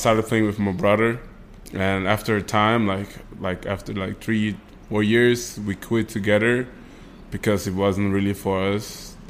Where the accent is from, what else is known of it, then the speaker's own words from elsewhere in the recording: Vienna, Austria; I am from Vienna, Austria, born and bred.